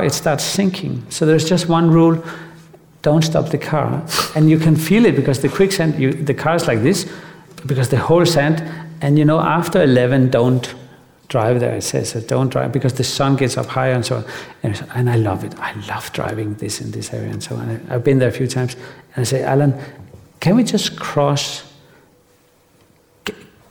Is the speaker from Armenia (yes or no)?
no; Denmark; I grew up in Denmark